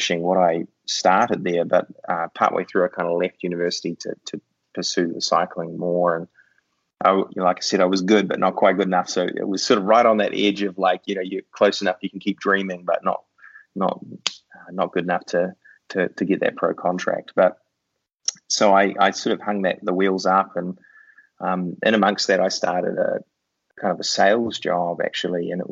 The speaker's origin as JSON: {"language": "English", "country": "New Zealand", "tie": "born or raised there", "said": "I grew up in New Zealand, which is where that super strange accent comes from."}